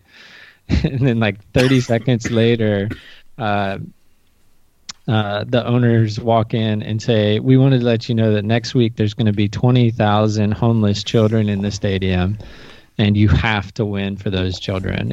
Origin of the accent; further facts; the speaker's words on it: United States; as an American watcher